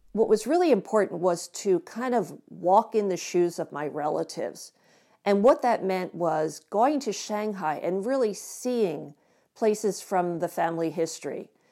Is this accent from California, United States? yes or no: no; Philadelphia, Pennsylvania, United States; I grew up in Philadelphia